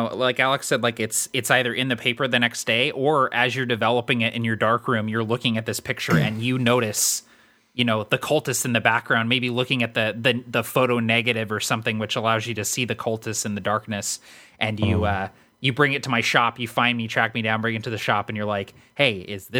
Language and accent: English; London, United Kingdom; moved away; I'm from London, so people automatically assume I'm a little weird and off just because I'm from somewhere else and have a weird accent.